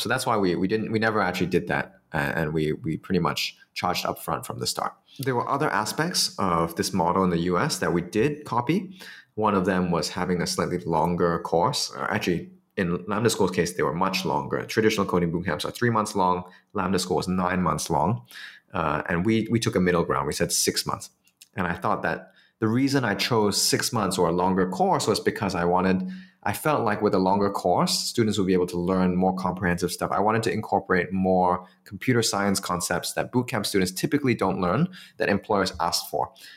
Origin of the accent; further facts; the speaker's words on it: Singapore; it was easier for me as a Singaporean to do it in Singapore